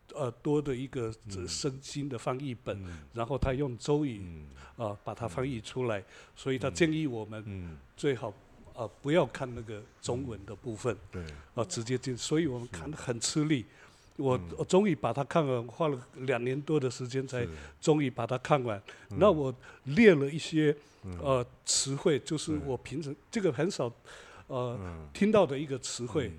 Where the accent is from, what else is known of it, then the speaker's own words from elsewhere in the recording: Alishan, Chiayi County, Taiwan; 我是来自阿里山的邹族啊